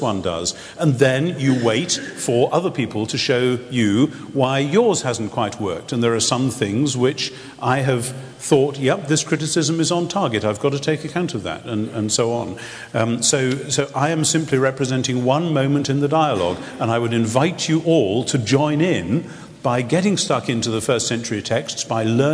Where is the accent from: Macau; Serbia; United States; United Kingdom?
United Kingdom; England; somebody who is an English Anglican